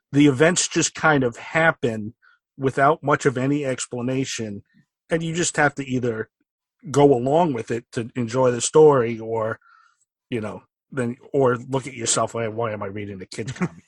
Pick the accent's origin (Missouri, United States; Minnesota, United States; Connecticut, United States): Connecticut, United States; Stamford; I grew up in uh, Fairfield County in Connecticut in Stamford, so pretty close to New York.